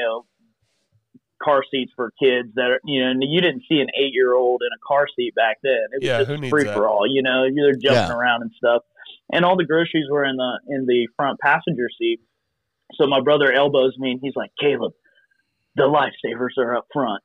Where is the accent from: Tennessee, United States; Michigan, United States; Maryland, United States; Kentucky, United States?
Kentucky, United States; Eastern; also born or lived in Cincinnati, Ohio; I was born in Cincinnati, Ohio, and then we moved to Eastern Kentucky, and my mom and dad were co-pastors of a church